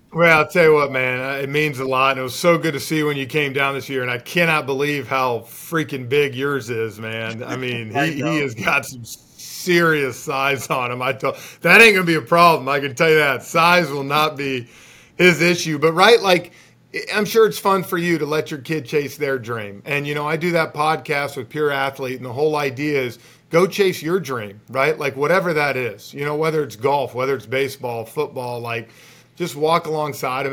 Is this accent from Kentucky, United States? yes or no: no; Atlanta, Georgia, United States; I grew up here in Atlanta